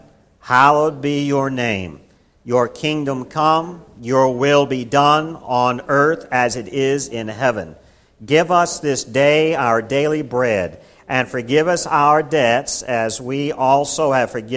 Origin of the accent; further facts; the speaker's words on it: Kingsport, Tennessee, United States; In my childhood growing up in the Baptist church that I grew up in Kingsport, Tennessee